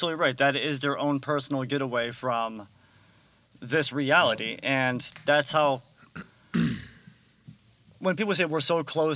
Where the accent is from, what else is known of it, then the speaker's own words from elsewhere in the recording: Meriden, Connecticut, United States; we're from Meriden, Connecticut